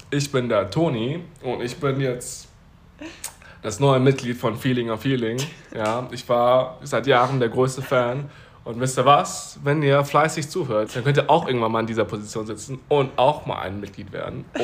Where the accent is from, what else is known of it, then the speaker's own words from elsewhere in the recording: Taiwan; born there; dass ich 1997, wie gesagt, in Taiwan geboren wurde